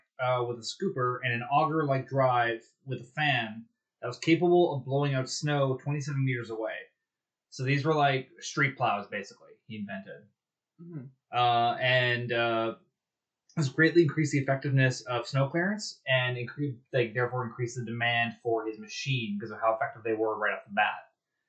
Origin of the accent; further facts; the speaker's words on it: Prince George, British Columbia, Canada; a shout out to Prince George's main pulp industry, my hometown.